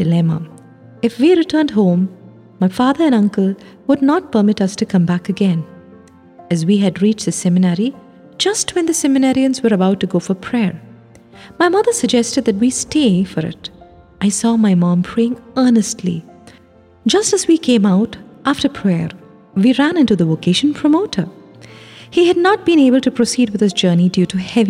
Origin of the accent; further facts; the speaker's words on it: Mannar, Kerala, India; moved away as an adult; now in Rome, Italy; I was born in Mannar, a small village in Kottayam